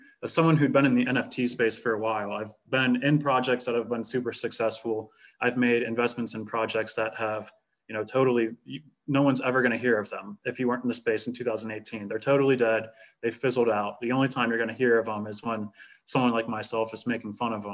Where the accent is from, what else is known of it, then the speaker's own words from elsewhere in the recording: United States; as an American